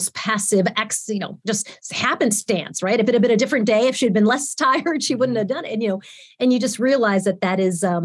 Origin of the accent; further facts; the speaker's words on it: St. James, New York, United States; I grew up in St. James, New York